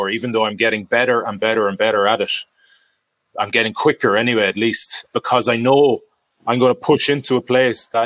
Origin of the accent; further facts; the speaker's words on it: Galway, Connacht, Ireland; Galway. My hometown